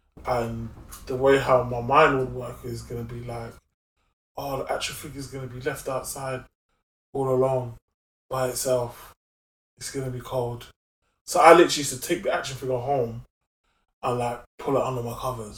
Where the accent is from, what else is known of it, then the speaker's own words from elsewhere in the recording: Brixton, London, United Kingdom; Yes, so I was born in Moorland Estate